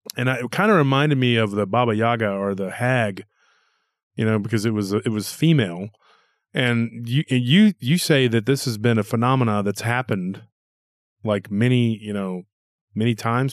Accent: Texas, United States; being a Texan myself

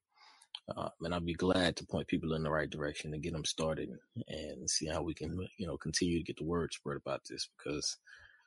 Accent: Jacksonville, Florida, United States; also born or lived in Jamaica; I grew up in Jacksonville, Florida

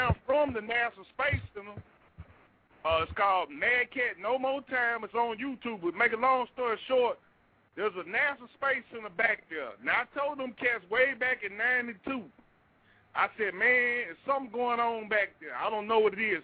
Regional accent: Palestine, Texas, United States; I'm from East Texas, from Palestine, right there in Anderson County

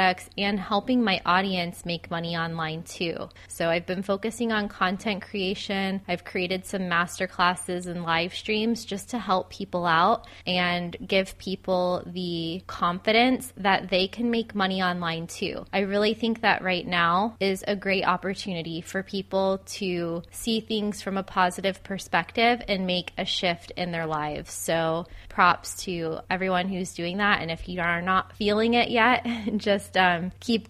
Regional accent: Florida, United States; my hometown in Florida

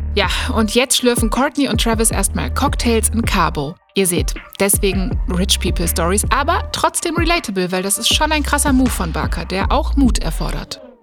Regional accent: Germany; bei uns in Deutschland

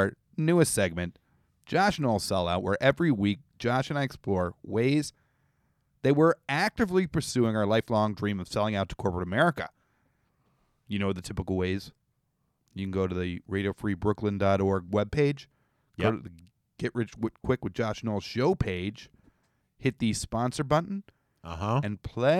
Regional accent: Canada; This is something as a Canadian, you know.

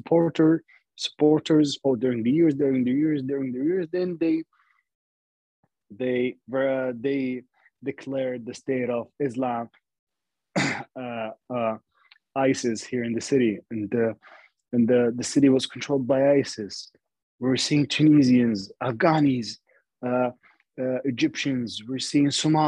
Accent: Libya; also born or lived in Sirte, Libya / Tripoli, Libya; for us Libyans

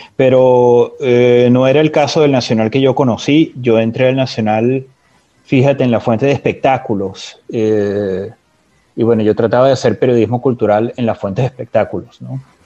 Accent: Valencia, Carabobo, Venezuela; also born or lived in Caracas; Yo crecí en Valencia, yo hice la primaria y el bachillerato en Valencia, hasta que volví a Caracas para ir a la universidad

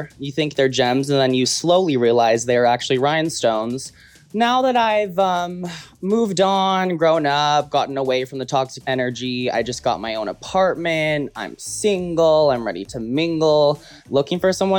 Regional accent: Las Vegas, Nevada, United States; also born or lived in Colorado Springs, Colorado / Hollywood, California; now in Los Angeles, United States; I was born in Colorado Springs with some humble beginnings and then raised in Las Vegas with some sinful upbringings. And then I made my way all the way to Hollywood, California

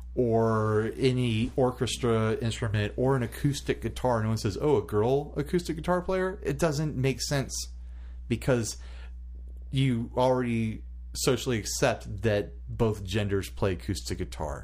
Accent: United States; an American male

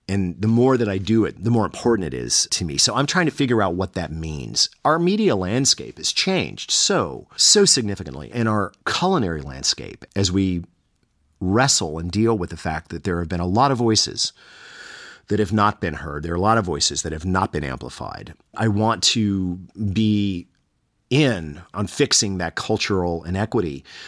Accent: the South, United States; I'm from the South

